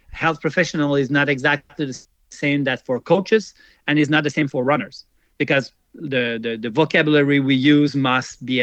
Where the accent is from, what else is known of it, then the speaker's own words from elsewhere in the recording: Switzerland; English is a second language; I never go there, even if I come from from Switzerland.